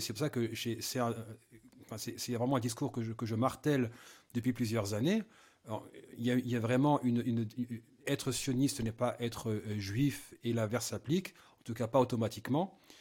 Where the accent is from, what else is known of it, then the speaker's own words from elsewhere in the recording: France; je suis français